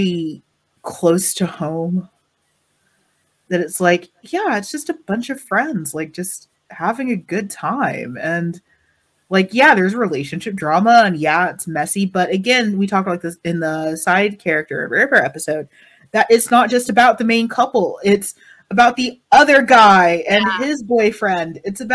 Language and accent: English; United States; as an American